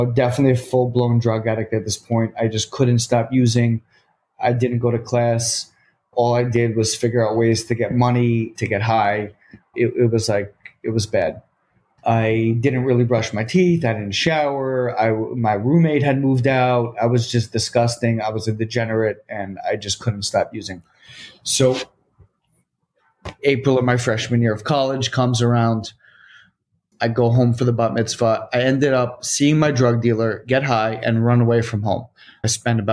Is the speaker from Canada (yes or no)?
no; Short Hills, New Jersey, United States; now in New York City, United States; I'm from North Jersey. Grew up in a great town, Short Hills, New Jersey